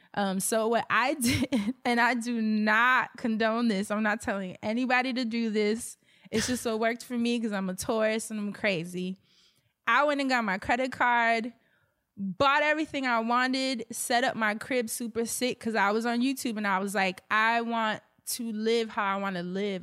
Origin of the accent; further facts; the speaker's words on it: New York, United States; I'm a New Yorker. I come from a single parent household